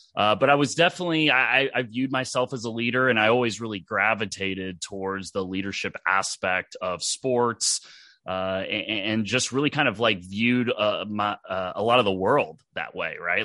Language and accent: English; Dallas, Texas, United States; I grew up in Dallas, Texas